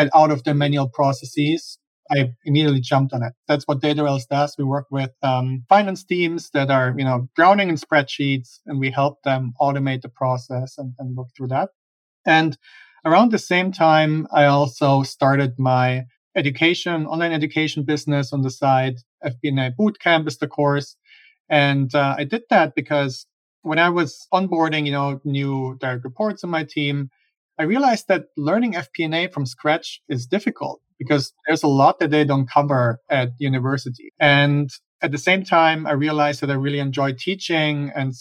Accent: Germany; moved away as an adult; now in United States; I'm originally from Germany. That's where I grew up and where I have my accent from

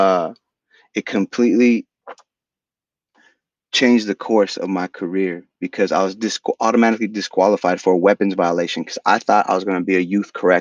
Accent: Stockton, California, United States; first language Spanish; English is a second language; moved away as an adult; also born or lived in San Jose, California; we moved to Stockton when I was just a little boy. So I was raised in Stockton.

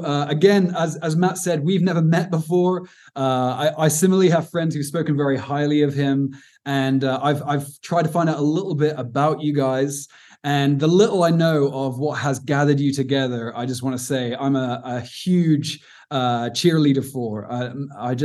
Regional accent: Cornwall, South West England, United Kingdom; also born or lived in Aberdeen, Scotland; now in Cape Town, South Africa; I'm from the southwest of England, a little place called Cornwall, which is beautiful

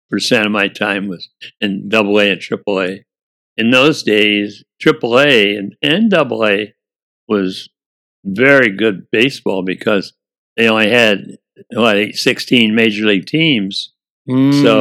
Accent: Lafayette, Indiana, United States; I grew up in Lafayette, Indiana, we had three colored black Americans in our class.

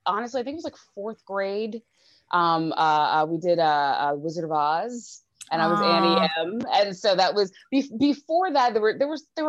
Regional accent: Mineola, New York, United States; also born or lived in Rockville Centre, New York; I'm from Mineola. I live in Rockville Center

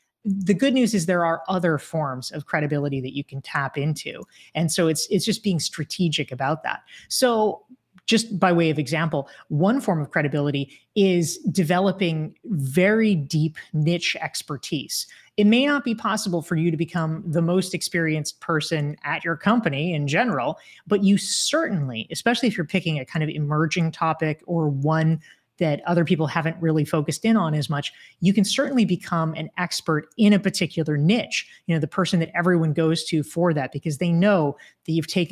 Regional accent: North Carolina, United States; I grew up in North Carolina.

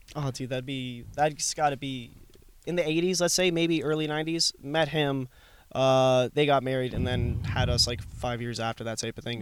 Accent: Florida, United States; moved away as an adult; also born or lived in Edmonton, Alberta, Canada; that's where I spent 12 years. So if you think about it, like I'm 27 years old, 12 years there. I think I spent the largest chunk there.

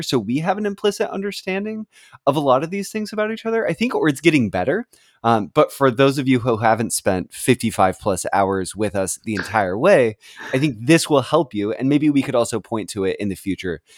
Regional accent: West Coast of the United States, United States; moved away; I grew up on the West Coast of the United States, and I now live on the East Coast

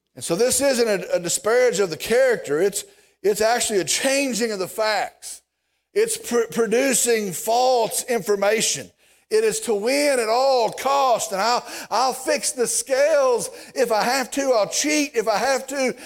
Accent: Vernon, Texas, United States; I'm from Vernon

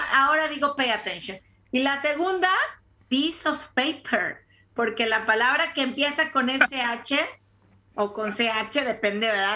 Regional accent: Tampico, Tamaulipas, Mexico; moved away as an adult; now in United States; también soy de Tampico

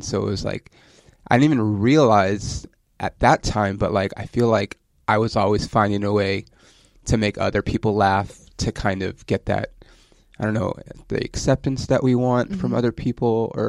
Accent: Ontario, California, United States; born or raised there

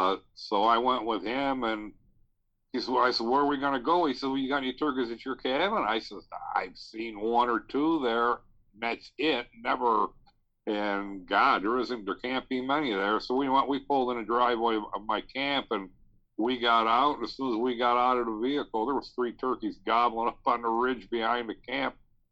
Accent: Niagara Falls, New York, United States; Niagara Falls, New York.

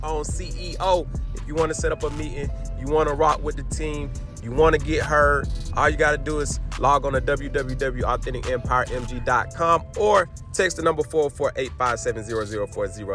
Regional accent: Atlanta, Georgia, United States; I'm from Atlanta

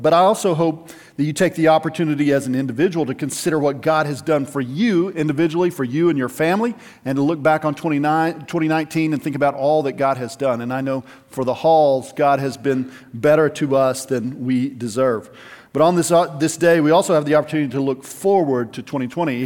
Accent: United States

